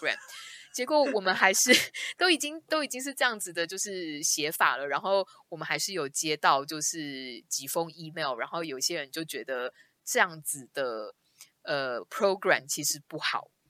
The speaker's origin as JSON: {"language": "Chinese", "country": "Taiwan", "said": "身为一个一个台湾人，有时候我们听到他们讲说 Chinese New Year"}